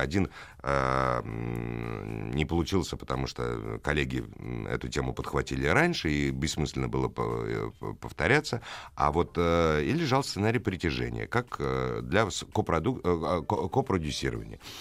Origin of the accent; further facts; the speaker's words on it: Moscow, Russia; я москвич, и я не, не узнавал свой город